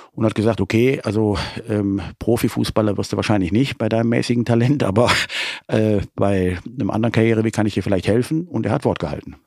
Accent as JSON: {"language": "German", "town": "Leverkusen", "region": "North Rhine-Westphalia", "country": "Germany", "tie": "born or raised there", "lives_now": "Cologne, Germany", "said": "ich bin in Leverkusen äh, geboren"}